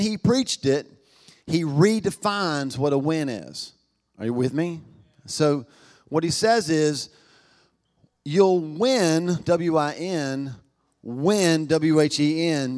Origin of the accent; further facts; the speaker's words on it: United States; 'Cause I'm American